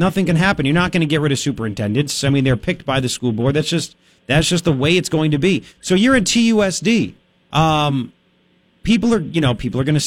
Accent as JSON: {"language": "English", "area": "Long Island", "region": "New York", "country": "United States", "tie": "born or raised there", "moved": "yes", "lives_now": "Tucson, United States", "said": "I grew up in Long Island."}